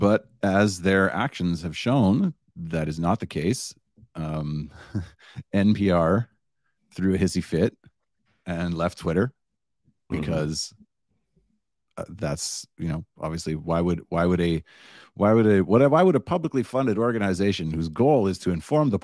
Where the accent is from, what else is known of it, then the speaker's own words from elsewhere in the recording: Canada; in Canada, it's even worse because we don't just have the CBC